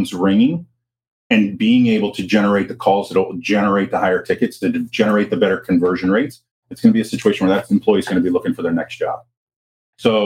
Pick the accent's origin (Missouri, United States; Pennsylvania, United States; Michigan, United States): Pennsylvania, United States; Pittsburgh; moved away; I'm originally from Pittsburgh, blue collar town